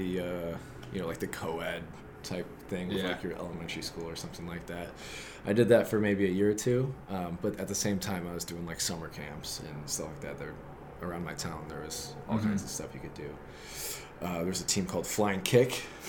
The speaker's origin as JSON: {"language": "English", "town": "Rockford", "region": "Michigan", "country": "United States", "tie": "born or raised there", "said": "27 years old. I'm from Rockford, Michigan."}